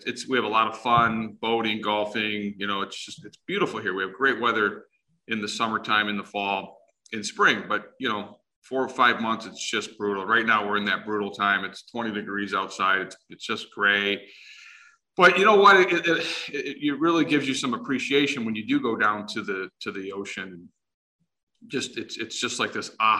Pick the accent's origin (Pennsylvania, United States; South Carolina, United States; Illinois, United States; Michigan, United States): Michigan, United States; Detroit; also born or lived in Sterling Heights, Michigan; born and raised in Detroit, Michigan